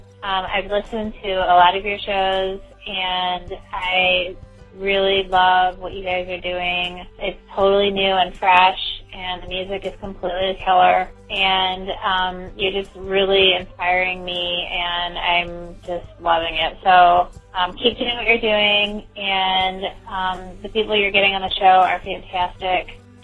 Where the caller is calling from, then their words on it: Oakland, California, United States; I am calling from Oakland, California